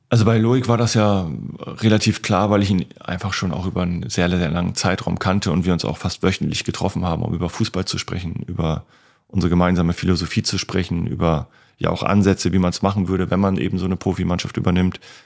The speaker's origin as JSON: {"language": "German", "area": "East Frisia", "region": "Lower Saxony", "country": "Germany", "tie": "born or raised there", "moved": "yes", "said": "in meine Heimatstadt gefahren sind"}